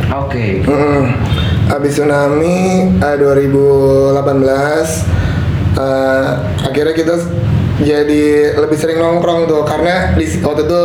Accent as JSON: {"language": "Indonesian", "town": "Carita", "region": "Banten", "country": "Indonesia", "tie": "born or raised there", "also_born_or_lived": "Jakarta", "said": "Lahir besar di Carita, habis itu sempat uh, eh, sekolah di Jakarta waktu itu ikut sama kakak lah tapi orang tua tetap di sini"}